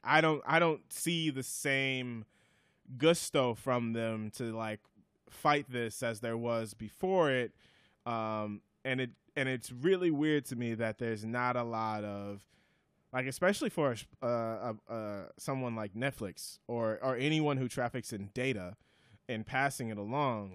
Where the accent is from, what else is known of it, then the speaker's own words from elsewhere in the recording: Wisconsin, United States; I'm from Wisconsin